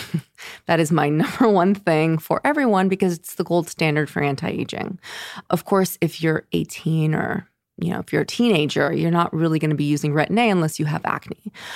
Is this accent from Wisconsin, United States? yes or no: no; San Francisco, California, United States; moved away as an adult; now in Los Angeles, United States; I'm originally from San Francisco